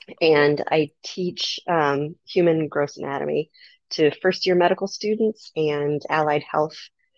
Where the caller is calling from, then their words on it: Phoenix, Arizona, United States; Phoenix, Arizona.